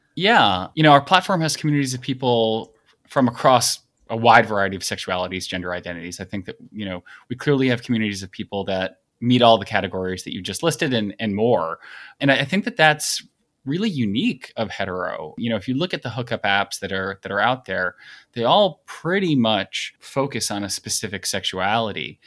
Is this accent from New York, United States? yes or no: yes; Long Island, New York, United States; I grew up on Long Island and live in New York City, where I've lived for fifteen and a half years